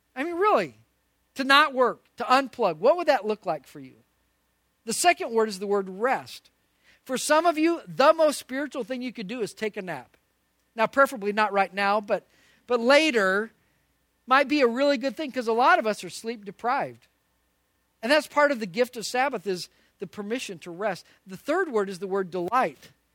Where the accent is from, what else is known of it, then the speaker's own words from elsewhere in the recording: Albuquerque, New Mexico, United States; moved away; I grew up in Albuquerque, New Mexico